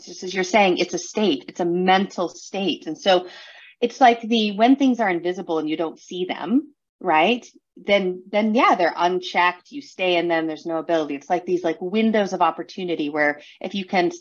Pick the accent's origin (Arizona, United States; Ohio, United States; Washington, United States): Washington, United States; San Juan Islands; I grew up in the San Juan Islands up in Washington State in the U.S.